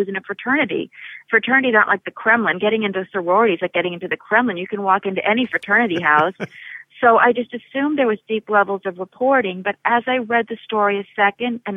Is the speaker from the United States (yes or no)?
yes; Berkeley, California, United States; I grew up in Berkeley college campus